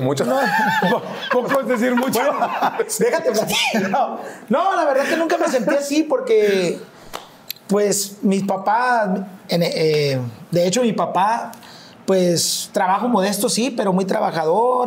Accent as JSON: {"language": "Spanish", "town": "Mazatlán", "region": "Sinaloa", "country": "Mexico", "tie": "born or raised there", "said": "nací en Mazatlán y en Mazatlán, literal, en tono de, de, chiste, el que no es policía es, es músico pues"}